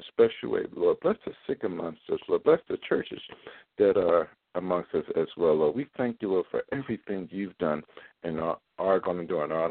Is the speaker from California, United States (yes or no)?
no; Philadelphia, Pennsylvania, United States; now in Baltimore, United States; my hometown in Philadelphia